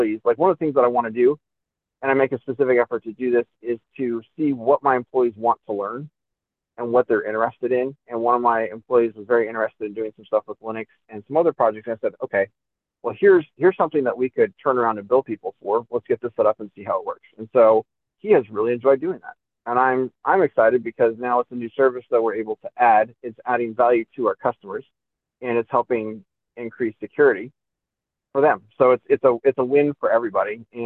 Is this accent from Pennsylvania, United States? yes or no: no; near Los Angeles, California, United States; also born or lived in New York City, United States; now in Kingsport, United States; I grew up near Los Angeles.